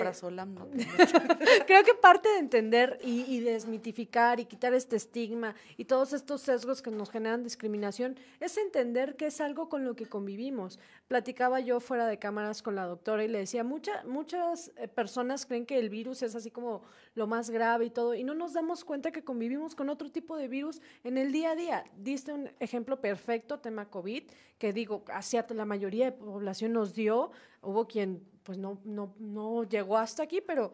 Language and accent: Spanish; Mexico; como sociedad, como cultura mexicana